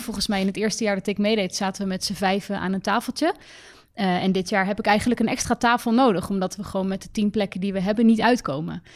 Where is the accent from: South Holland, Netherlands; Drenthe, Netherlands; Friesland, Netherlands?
South Holland, Netherlands; The Hague; Ik kom uit Den Haag, oorspronkelijk